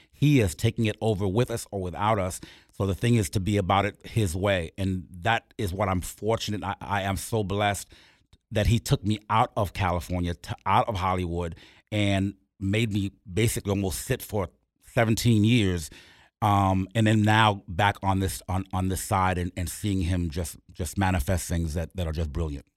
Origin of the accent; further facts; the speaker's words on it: Port-au-Prince, Ouest, Haiti; moved away; I'm from Port Prince, Haiti